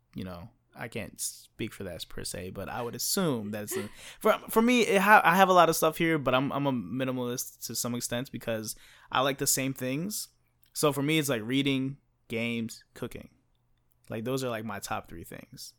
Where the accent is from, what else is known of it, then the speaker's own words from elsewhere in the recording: United States; first language English; me coming from the United States